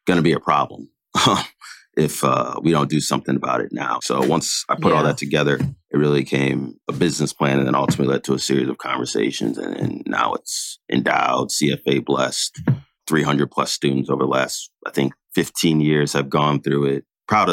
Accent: Milwaukee, Wisconsin, United States; I grew up in Milwaukee, Wisconsin, oldest of three boys

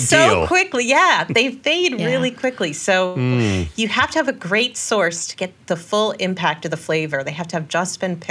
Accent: Connecticut, United States; I grew up in Connecticut

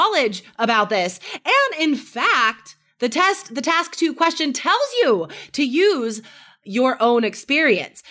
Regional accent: United States; my experience as an American

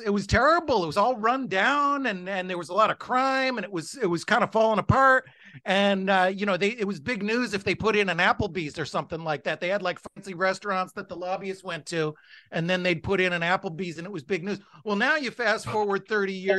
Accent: United States; I'm American

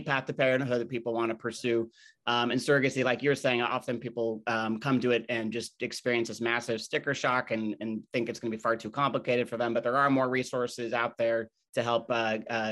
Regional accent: Utah, United States; now in New York, United States; I'm also from Utah

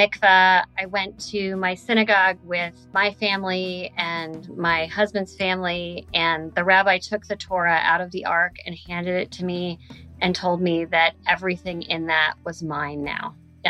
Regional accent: Flagstaff, Arizona, United States; So when I tell people that I'm originally from Arizona, they'll say, oh, there's not a big Jewish population in Flagstaff, is there?

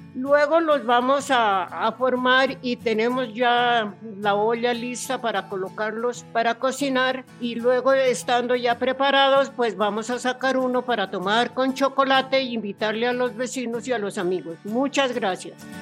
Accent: Bogotá, Colombia; soy de acá de Pasquilla

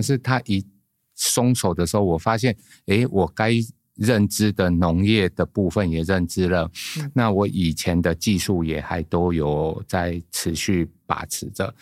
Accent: Guishan, Taoyuan, Taiwan; 我来自桃园的龟山

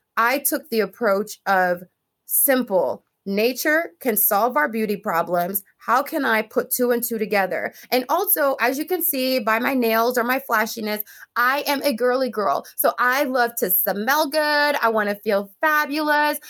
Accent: Jamaica; moved away; when I was growing up in Jamaica

